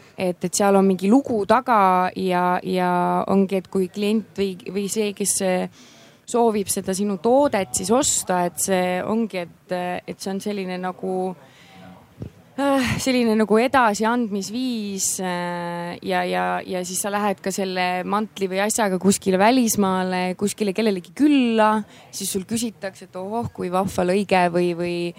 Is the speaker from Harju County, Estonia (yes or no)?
yes; Tallinn, Harju County, Estonia; elan Tallinnas, olen Tallinnas sündinud